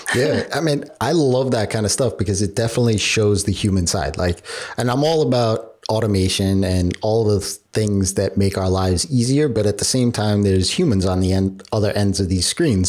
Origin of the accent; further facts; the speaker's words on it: New York, United States; being a New Yorker myself